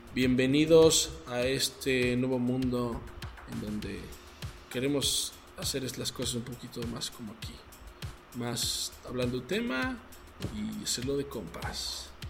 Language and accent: Spanish; Mexico; como mexicanos